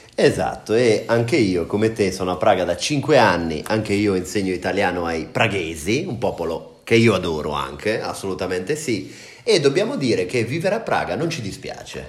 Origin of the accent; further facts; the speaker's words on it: Senigallia, Marche, Italy; now in Prague, Czech Republic; Io sono di Senigallia, una città della regione Marche